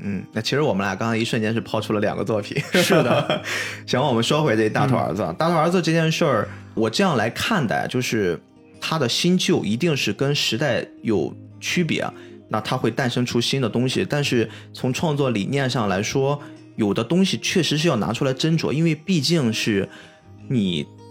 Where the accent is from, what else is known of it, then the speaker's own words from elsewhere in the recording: China; 我们中华民族、我们中国人